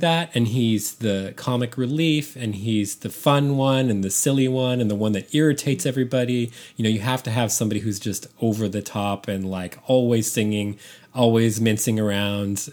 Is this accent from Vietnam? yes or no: no; San Francisco, California, United States; I grew up in San Francisco